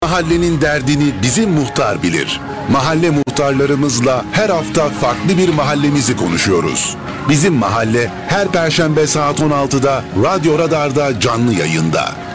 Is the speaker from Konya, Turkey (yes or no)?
no; Germir, Kayseri Province, Turkey; ben Germir doğumluyum ve Germir sevdalısı biri olarak